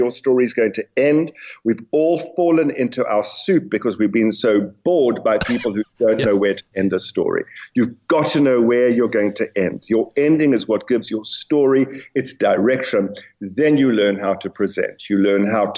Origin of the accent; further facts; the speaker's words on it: South Africa; I'm South African